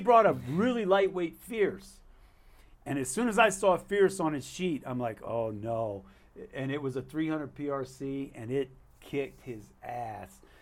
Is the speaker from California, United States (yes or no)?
no; Alaska, United States; I'm not a resident. I'm from Alaska.